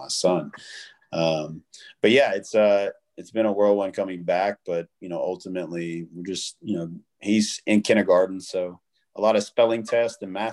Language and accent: English; Memphis, Tennessee, United States; moved away as an adult; also born or lived in Western Kentucky / Los Angeles; now in Las Vegas, United States; I grew up super poor and you know, in a really weird, you know, area of Kentucky, and then I grew up in South Memphis